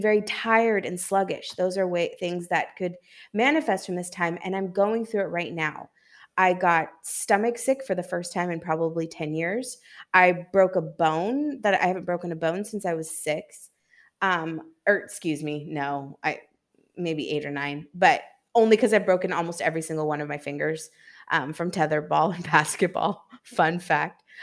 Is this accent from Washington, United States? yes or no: yes; Seattle, Washington, United States; also born or lived in New York; now in Santo Domingo, Dominican Republic; from Seattle, Washington, and I'm currently in Santo Domingo in the Dominican Republic